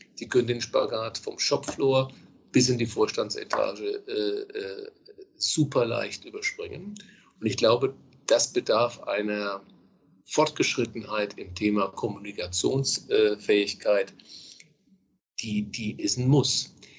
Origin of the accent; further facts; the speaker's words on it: Bavaria, Germany; moved away; Ich komme ja gebürtig aus Bayern